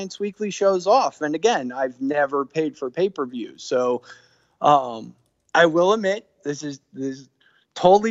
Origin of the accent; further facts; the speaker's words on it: Texas, United States; moved away; I'm from Texas originally.